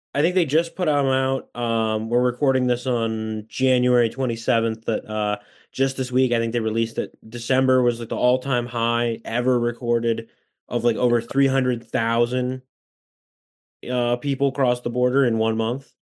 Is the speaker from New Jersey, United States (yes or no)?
no; Washington, United States; my home state of Washington, which has just under eight million people